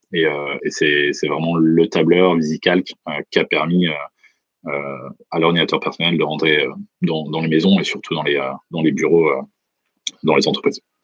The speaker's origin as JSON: {"language": "French", "region": "Bourgogne-Franche-Comté", "country": "France", "moved": "yes", "lives_now": "San Francisco, United States", "said": "je viens de Franche-Comté"}